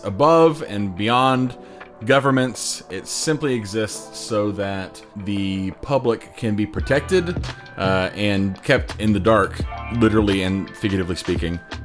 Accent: Plainfield, Indiana, United States; I grew up in Plainfield uh, on the west side of Indianapolis near the airport.

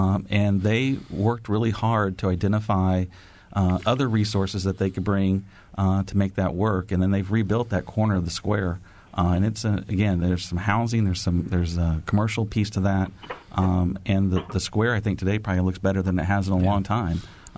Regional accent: Cloverdale, Indiana, United States; I grew up in Cloverdale

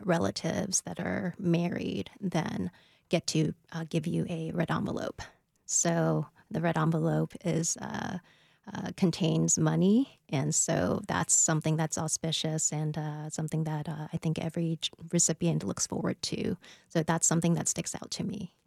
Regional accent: New York, United States; now in Nashville, United States; my parents immigrated over from Taiwan in the seventies, and I was born in New York.

